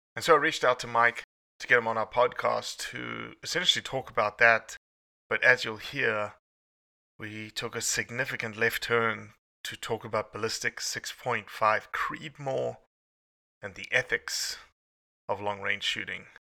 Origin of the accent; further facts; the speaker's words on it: South Africa; moved away as an adult; now in United States; I came from South Africa